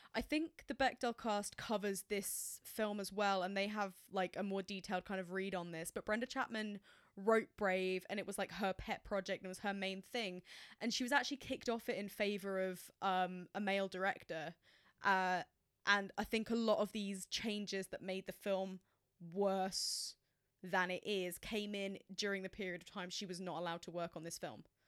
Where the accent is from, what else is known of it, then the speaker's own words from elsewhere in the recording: England, United Kingdom; as an English person